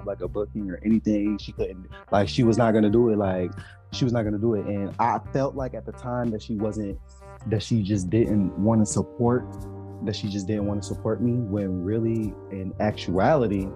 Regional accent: Detroit, Michigan, United States; I was born and raised in Detroit.

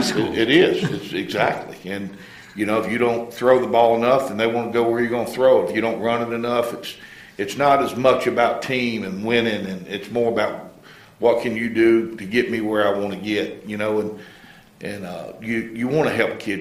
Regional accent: Melrose, Florida, United States; also born or lived in Gainesville, Florida; raised in a little town um, east of here, Melrose, out kind of between Melrose and Hawthorne

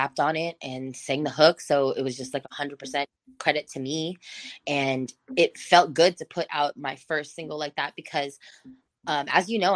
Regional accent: South Bay, San Marcos, California, United States; also born or lived in Barrio Logan, San Diego; I grew up in South Bay. I grew up in San Marcos. I grew up in every area that's fully saturated with Hispanic people

